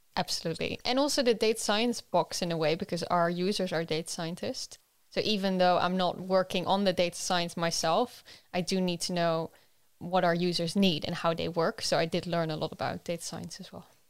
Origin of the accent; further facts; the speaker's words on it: Netherlands; moved away; I'm originally from the Netherlands